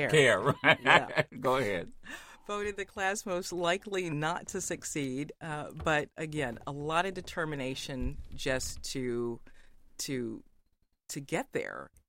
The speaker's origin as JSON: {"language": "English", "town": "Fort Bragg", "region": "North Carolina", "country": "United States", "tie": "born or raised there", "said": "I grew up around Fort Bragg, North Carolina, which, if you, that's close to Pope"}